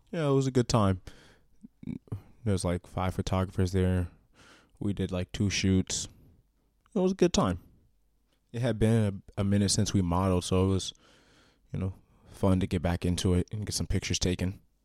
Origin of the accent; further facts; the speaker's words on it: Washington, United States; also born or lived in Iowa; When I move to Iowa, or I go places, and I tell people I'm from Washington, they always assume Washington, D C